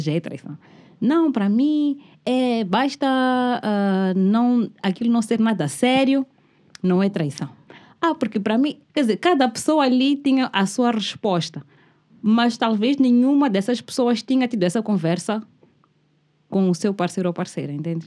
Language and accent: Portuguese; Mozambique; Eu como moçambicana